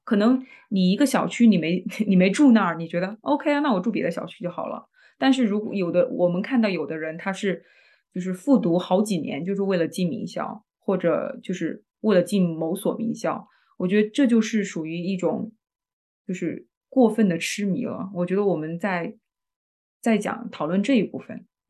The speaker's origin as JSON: {"language": "Chinese", "country": "China", "said": "我们中国人对于大厂这么有情节"}